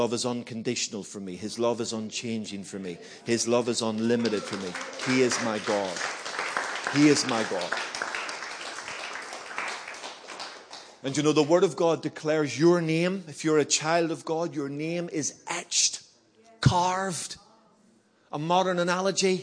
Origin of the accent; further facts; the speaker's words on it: Belfast, Northern Ireland, United Kingdom; moved away; also born or lived in Birmingham; I grew up in Belfast, you know, during the Troubles